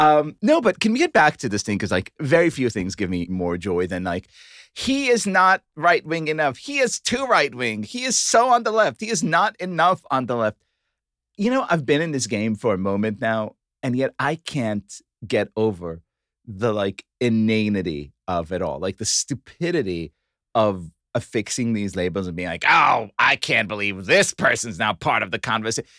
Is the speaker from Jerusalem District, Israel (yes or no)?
no; Tel Aviv, Tel Aviv District, Israel; I was born in Tel Aviv